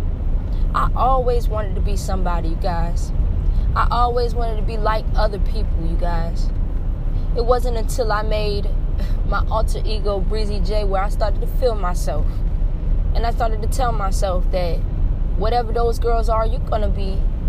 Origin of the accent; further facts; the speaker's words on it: Hampton Roads area, Virginia, United States; also born or lived in Norfolk, Virginia / Newport News, Virginia / Williamsburg, Virginia; First of all, I was born in Norfolk, Virginia. And then my mom moved here to Hampton, Virginia, in Newport News, Virginia. We've moved a couple places here and there. We also lived in Williamsburg as well